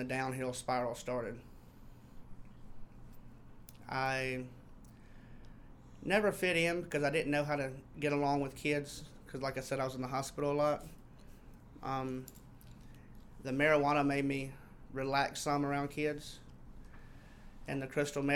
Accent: Mississippi, United States; I am from Mississippi

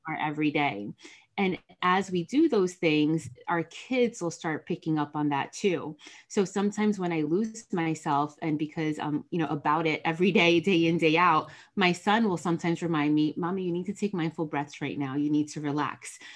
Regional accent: New Jersey, United States; I am from Jersey. My parents are Dominican immigrants.

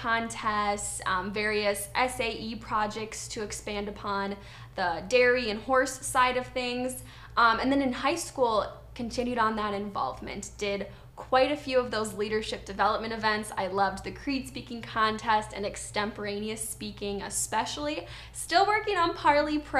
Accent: Wisconsin, United States; I'm originally from Wisconsin

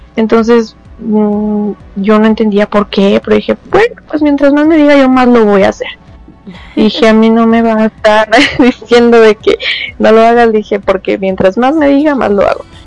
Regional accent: Mexico

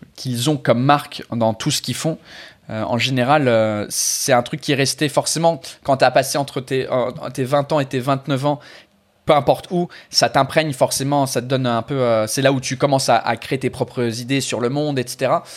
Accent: England, United Kingdom; French is a second language; moved away as an adult; now in France; je suis anglais

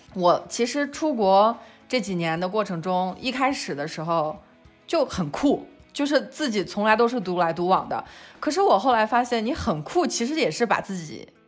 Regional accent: China; moved away as an adult; also born or lived in London; now in Spain; 我们中国人

